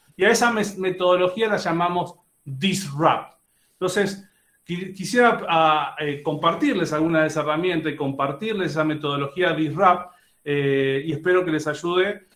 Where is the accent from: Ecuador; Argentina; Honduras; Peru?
Argentina; accent: Argentine; moved away as an adult; now in Monterrey, Mexico; obviamente lo notan por mi acento, soy argentino, pero siempre digo que soy mitad argentino, mitad mexicano. Hace 13 años que vivo aquí en Monterrey